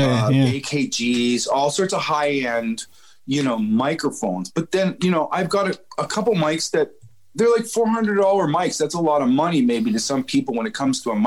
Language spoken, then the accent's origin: English; Canada; a young Canadian man